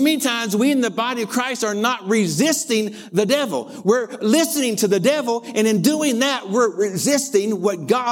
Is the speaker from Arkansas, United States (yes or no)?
yes; Lower Arkansas, United States; I grew up in L.A., Lower Arkansas. I grew up in Arkansas